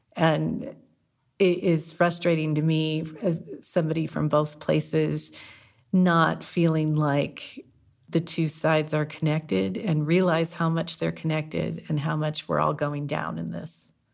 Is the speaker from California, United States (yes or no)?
yes; Whittier, California, United States; moved away as an adult; also born or lived in San Francisco, California; now in Greenville, United States; I'm from Whittier, California